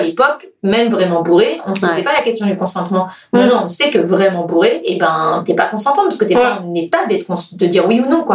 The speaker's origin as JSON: {"language": "French", "country": "France", "also_born_or_lived": "Cork, Ireland", "said": "I'm French"}